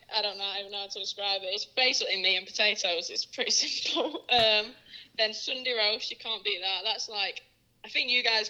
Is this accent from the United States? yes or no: no; England, United Kingdom; I'm from the North, and I feel like the North does pretty well for themselves.